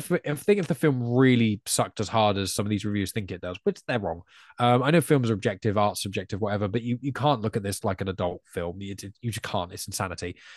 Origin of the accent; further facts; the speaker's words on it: England, United Kingdom; as an English person